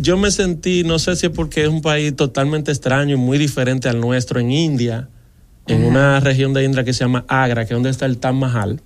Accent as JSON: {"language": "Spanish", "country": "Dominican Republic", "said": "yo, un dominicano"}